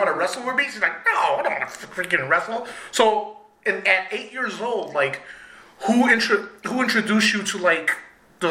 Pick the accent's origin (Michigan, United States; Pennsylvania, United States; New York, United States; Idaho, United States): New York, United States; now in Wisconsin, United States; I'm from New York, so I'm a city boy. So, like, moving out here was, like, a total culture shock for me